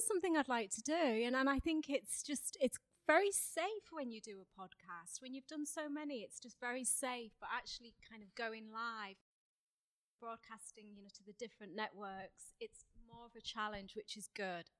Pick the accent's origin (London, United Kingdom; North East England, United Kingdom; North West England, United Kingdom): North East England, United Kingdom; Saltburn-by-the-Sea; I grew up in Saltburn, in the northeast of England